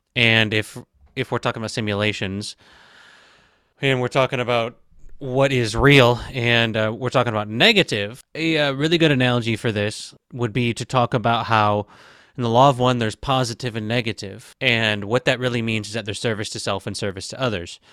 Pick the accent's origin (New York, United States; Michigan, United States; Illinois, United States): Michigan, United States; moved away as an adult; also born or lived in Tampa, Florida / Phoenix, Arizona; I was living in Michigan, born and raised in Michigan. Not born, I was born in Tampa, Florida, but for most of my life, I lived in Michigan.